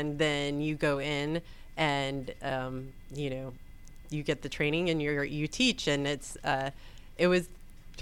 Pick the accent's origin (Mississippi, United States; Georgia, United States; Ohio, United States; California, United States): Georgia, United States; Atlanta; also born or lived in Florida / North Carolina; I grew up in Atlanta, like in town, actually in the city of Atlanta. I went to Grady High School